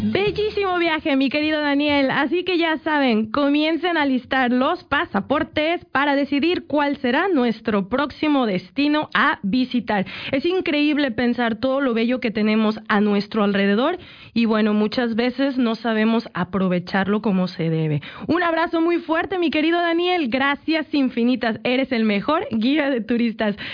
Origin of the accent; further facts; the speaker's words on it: Mexico; now in Canada; yo que soy de México